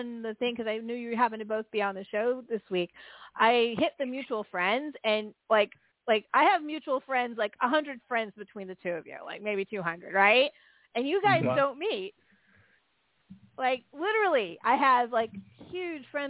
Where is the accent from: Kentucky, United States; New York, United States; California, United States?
California, United States; San Francisco; I grew up in San Francisco